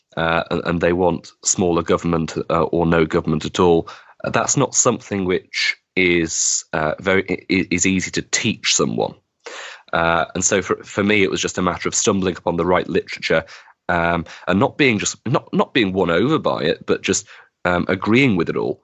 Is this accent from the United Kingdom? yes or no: yes; Wigan, North West England, United Kingdom; my hometown of Wigan